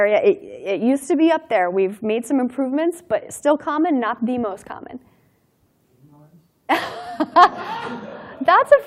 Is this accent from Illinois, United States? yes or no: no; Durango, Colorado, United States; My hometown in Durango, Colorado